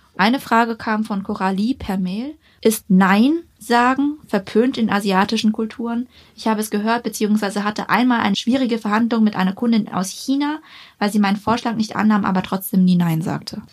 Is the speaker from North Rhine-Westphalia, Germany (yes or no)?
no; Ulm, Baden-Württemberg, Germany; moved away; wenn man jetzt zum Beispiel nach Ulm geht, wo ich herkomme